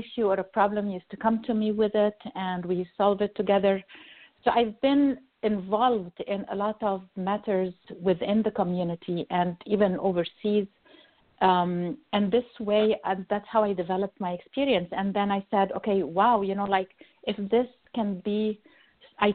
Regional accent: Egypt; moved away as an adult; now in United States; I'm originally from Egypt, Pharaoh's country.

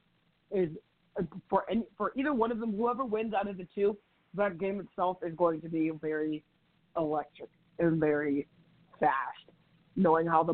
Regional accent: United States; being an American player

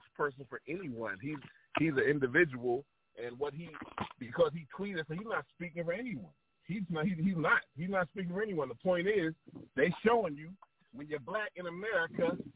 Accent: North Carolina, United States; I'm from North Carolina, too.

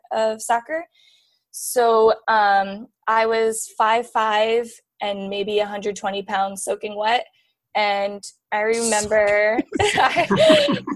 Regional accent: Wall Township, New Jersey, United States; moved away as an adult; also born or lived in Queens, New York / Atlanta, Georgia; now in Los Angeles, United States; I'm from the shore, Monmouth County. I grew up in a town called Wall Township

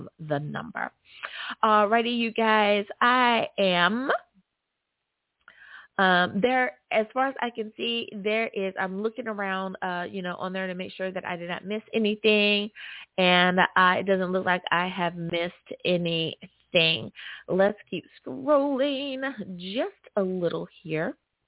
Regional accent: United States; my home country

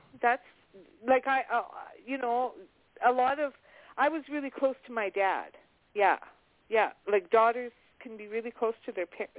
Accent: Canada; I'm from Canada. I'm from Canada.

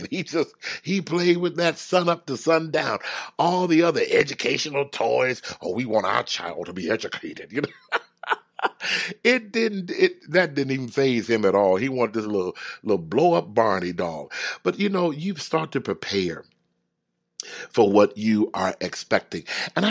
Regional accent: Houston, Texas, United States; I grew up in the South. I grew up in Houston, Texas, and I just did not like the heat.

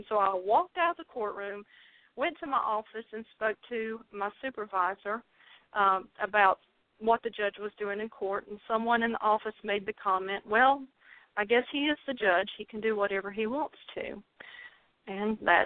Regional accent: North Carolina, United States; accent: southern drawl; excuse the southern drawl. I am from North Carolina.

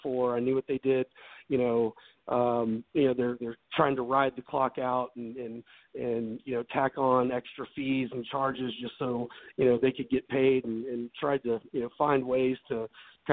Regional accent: Memphis, Tennessee, United States; moved away as an adult; also born or lived in Dallas, Texas / Laguna Beach, California; now in Nashville, United States; I'm originally from Memphis, Tennessee, and I grew up there

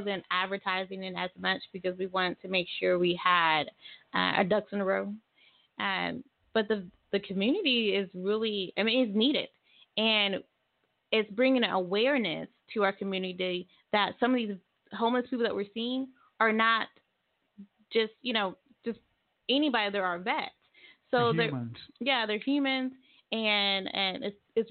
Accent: Tulsa, Oklahoma, United States; moved away as an adult; now in Muskogee, United States; I grew up in Tulsa and I've been in Muskogee for 7 to 8 years

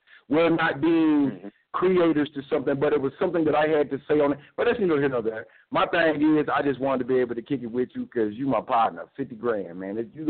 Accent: Louisville, Kentucky, United States; Yes, I'm from Louisville. But I try to tell my wife, it's not like the Kentucky you know.

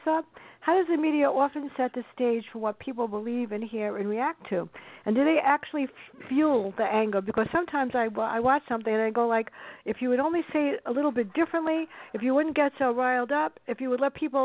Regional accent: New York City, New York, United States; I grew up in the South Bronx, and I watched what they did to my neighborhood where I shopped

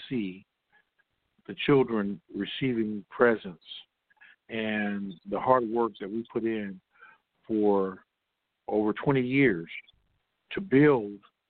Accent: Compton, California, United States; I love the people of Compton. And I love the fact that, you know, this is my hometown

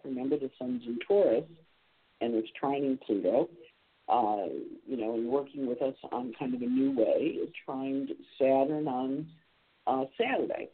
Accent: Rochester, New York, United States; I spent a lot of time there as a kid when I was uh, growing up in Rochester

